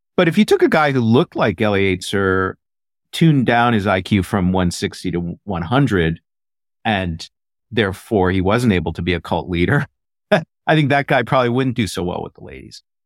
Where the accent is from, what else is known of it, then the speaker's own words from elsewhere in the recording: Midwest, United States; I grew up in the Midwest